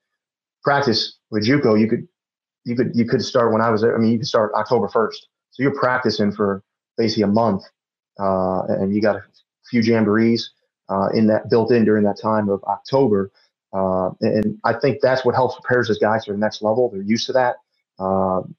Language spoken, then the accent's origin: English; Chicago, Illinois, United States; moved away as an adult; also born or lived in Wayne, Nebraska; I grew up in Chicago my whole life, moving out to Wayne, Nebraska